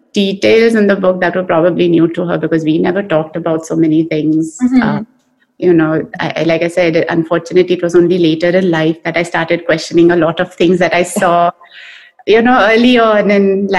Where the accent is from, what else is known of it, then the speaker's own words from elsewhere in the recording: India; now in United States; I feel like I'm more Indian now in America than I was over there.